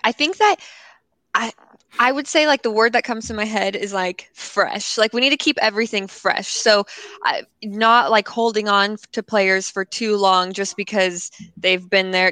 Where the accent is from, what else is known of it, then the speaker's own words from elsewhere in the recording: California, United States; I live in Los Angeles, born and raised in California.